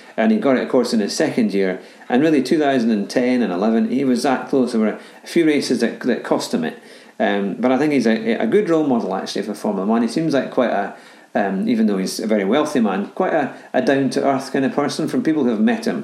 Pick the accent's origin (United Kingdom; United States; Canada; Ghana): United Kingdom; Scotland; as a Scotsman